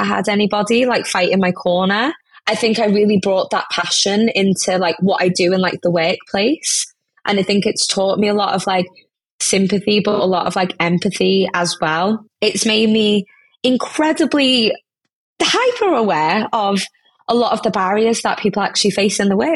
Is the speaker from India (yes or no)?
yes; India; now in United Kingdom; I'm an Indian woman